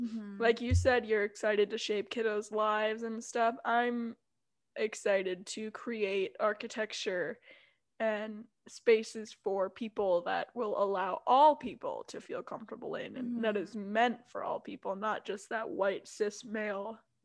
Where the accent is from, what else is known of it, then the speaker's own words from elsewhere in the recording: Minnesota, United States; I, like, used to be proud to be like, yeah, I'm Minnesotan.